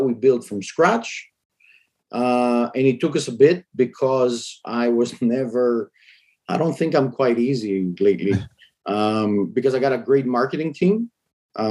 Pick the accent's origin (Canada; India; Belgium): Belgium; Brussels, Brussels-Capital Region; I grew up in Brussels